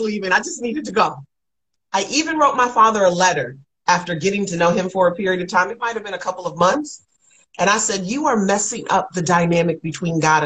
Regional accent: Kalamazoo, Michigan, United States; now in Atlanta, United States; Kalamazoo, Michigan, where I'm from

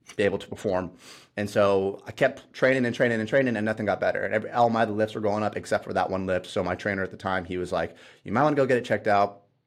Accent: Ohio, United States; moved away as an adult; now in Indiana, United States; I moved out here to Indiana 'cause I grew up in Ohio

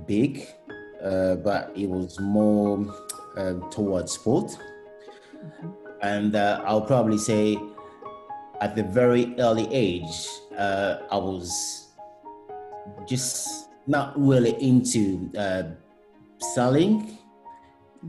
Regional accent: Rwanda; now in United Kingdom; I was born in Rwanda.

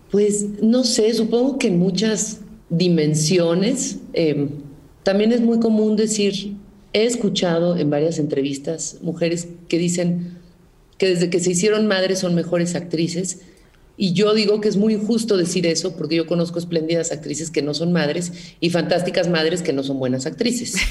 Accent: Mexico; como decimos en México

